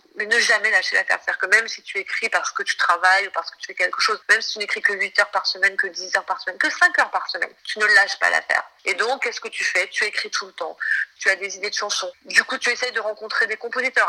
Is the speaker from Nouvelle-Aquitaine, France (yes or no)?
no; Marseille, Provence-Alpes-Côte d'Azur, France; moved away as an adult; also born or lived in Paris; J'ai grandi à Marseille, donc je suis arrivée à Paris en tapant à la porte des maisons d'édition